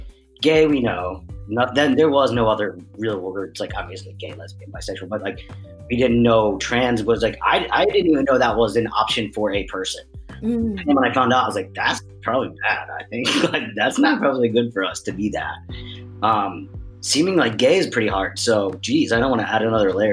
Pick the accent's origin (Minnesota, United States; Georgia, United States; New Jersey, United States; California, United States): New Jersey, United States; now in Boston, United States; I grew up in South Jersey, and that is where the two of us met.